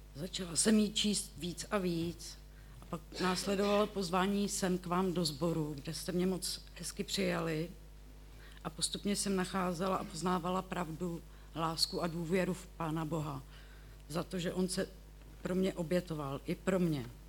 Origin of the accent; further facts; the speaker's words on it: Děčín, Ústí nad Labem Region, Czechia; pocházím z Děčína, bydlím v Pinově